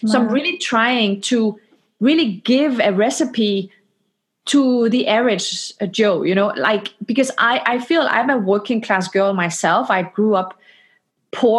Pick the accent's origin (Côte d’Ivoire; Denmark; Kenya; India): Denmark; now in Palo Alto, United States; I am from Denmark.